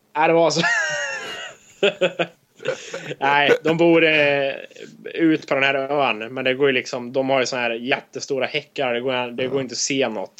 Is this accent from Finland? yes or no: no; Sweden; now in United States; när vi säger att vi är från Sverige